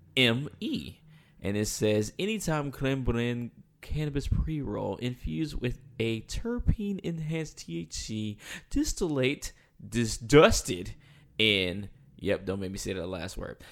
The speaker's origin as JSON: {"language": "English", "region": "North Carolina", "country": "United States", "moved": "as an adult", "lives_now": "Los Angeles, United States", "said": "I am from North Carolina. Um, I moved to L A about seven years ago"}